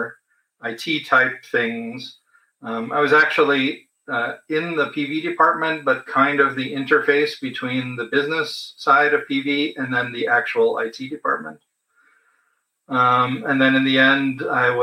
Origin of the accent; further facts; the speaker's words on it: United States; moved away as an adult; now in Germany; I'm originally American, but living in Germany for 35 years now